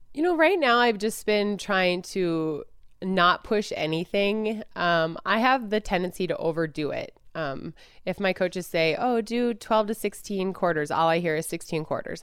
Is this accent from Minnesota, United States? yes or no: yes; Duluth, Minnesota, United States; I grew up in Minnesota